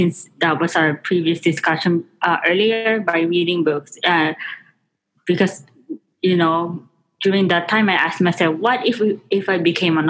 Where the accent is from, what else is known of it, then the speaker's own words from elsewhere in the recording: Philippines; now in Las Vegas, United States; especially in my home country, the Philippines.